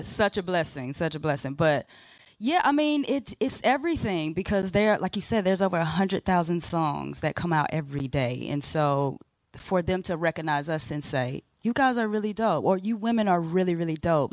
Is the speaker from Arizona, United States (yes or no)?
no; Tampa, Florida, United States; I'm from the Tampa area